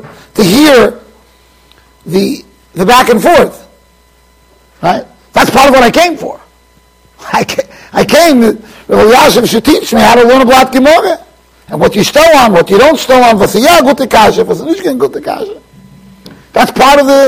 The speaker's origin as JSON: {"language": "English", "country": "United States", "also_born_or_lived": "Jerusalem", "said": "I'm here from America"}